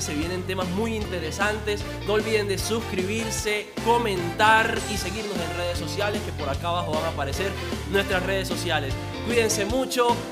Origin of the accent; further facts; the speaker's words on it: La Guajira, Colombia; de donde yo vengo, La Guajira.